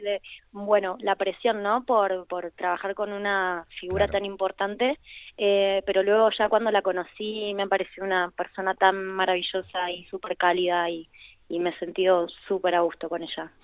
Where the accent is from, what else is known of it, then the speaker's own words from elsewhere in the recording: Argentina; now in Spain; trabajo en Buenos Aires